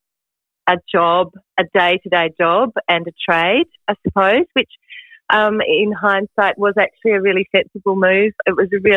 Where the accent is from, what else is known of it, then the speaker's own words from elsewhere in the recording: Derwent Valley, Tasmania, Australia; the river I grew up on in Tasmania's Derwent Valley